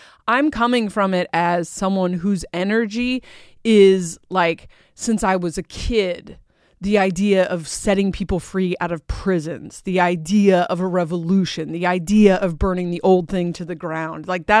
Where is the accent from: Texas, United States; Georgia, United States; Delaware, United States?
Delaware, United States; also born or lived in Portland; I spent most of my life hating that I was like this because I grew up in Portland and Delaware